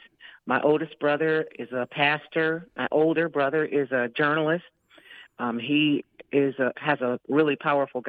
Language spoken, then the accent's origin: English; Jackson, Michigan, United States; I'm from Jackson, Michigan, which is about 70 miles west of Detroit